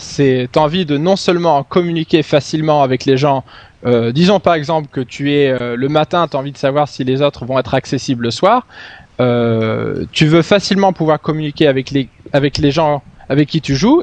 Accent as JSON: {"language": "French", "town": "Stockholm", "region": "Stockholm County", "country": "Sweden", "tie": "born or raised there", "second_language": "French", "said": "je suis suédois, j'ai euh, vécu la plus grande, la grande majorité de mes euh, presque 30 années en Suède, à Stockholm"}